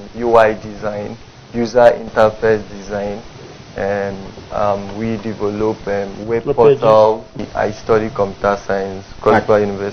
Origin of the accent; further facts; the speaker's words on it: Akwa Ibom, Nigeria; I'm from Oregon, I'm local government area, Akwa Ibom State.